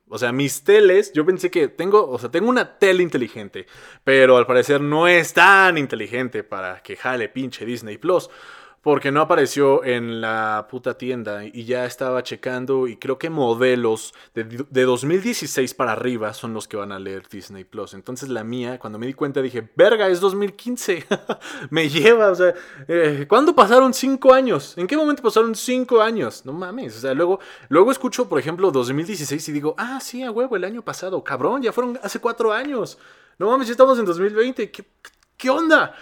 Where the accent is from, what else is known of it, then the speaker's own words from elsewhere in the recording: Mexico; no éramos tantos mexicanos como somos ahora